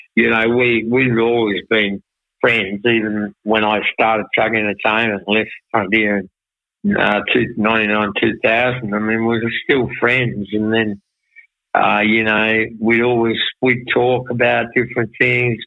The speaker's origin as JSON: {"language": "English", "town": "Launceston", "region": "Tasmania", "country": "Australia", "tie": "born or raised there", "said": "growing up in Launceston"}